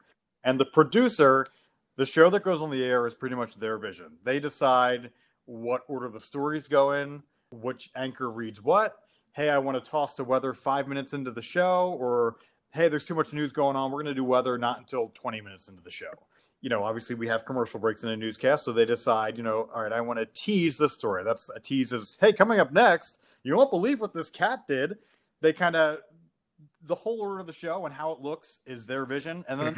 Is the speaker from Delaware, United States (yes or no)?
yes; Delaware, United States; which you guys probably know from growing up in Delaware, like Action News is the leading news station in the Philly area.